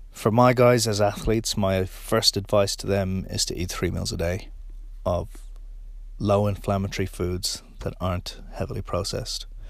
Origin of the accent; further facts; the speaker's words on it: Ireland; now in New Zealand; being Irish